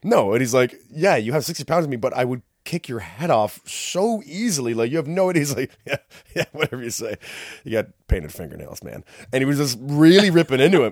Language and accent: English; Whitby, Ontario, Canada; I'm not from here. I'm from Whippy